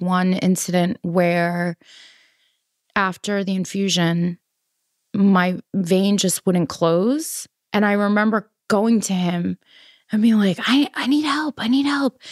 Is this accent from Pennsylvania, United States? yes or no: no; New York City, New York, United States; I'm from Queens and I'm Colombian